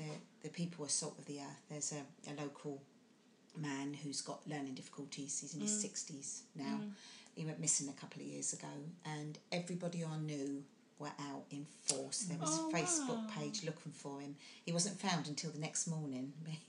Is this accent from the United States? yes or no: no; Portsmouth, South East England, United Kingdom; I've lived here all my life. I was born in Farlington. I've lived in the area that I live in now most of my life.